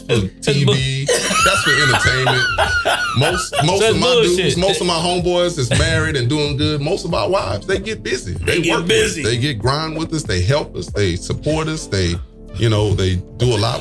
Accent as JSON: {"language": "English", "town": "New Orleans", "region": "Louisiana", "country": "United States", "tie": "born or raised there", "also_born_or_lived": "Nigeria", "moved": "as an adult", "lives_now": "Houston, United States", "said": "I grew up in New Orleans, went to high school, elementary"}